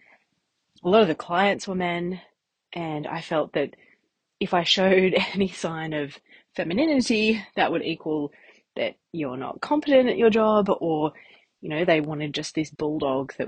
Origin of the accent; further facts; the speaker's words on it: Newcastle, New South Wales, Australia; I grew up in Newcastle. I went to uni here